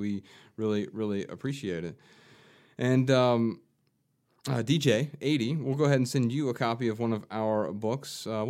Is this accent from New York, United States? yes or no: no; Ohio, United States; growing up in Ohio